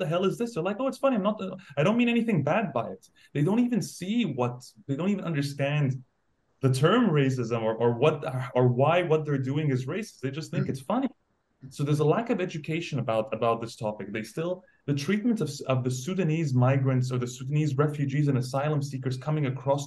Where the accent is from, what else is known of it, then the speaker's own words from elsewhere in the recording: Bahrain; moved away; also born or lived in Saudi Arabia; I was raised in Bahrain and I've lived in Saudi Arabia as well.